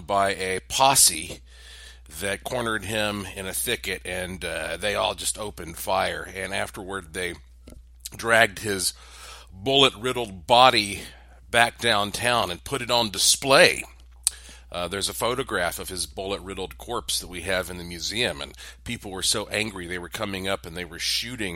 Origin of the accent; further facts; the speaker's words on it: Asheville, North Carolina, United States; I am from Asheville, North Carolina, heart of the Blue Ridge Mountains